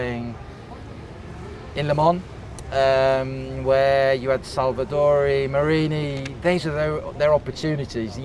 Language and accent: English; England, United Kingdom; I'm English